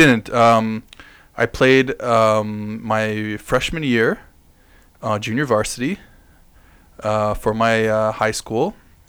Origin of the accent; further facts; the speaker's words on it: Bloomington, Indiana, United States; I'm from Bloomington, Indiana.